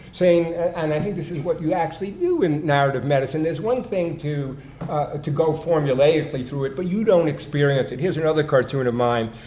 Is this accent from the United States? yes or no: yes; New York, United States; I'm from New York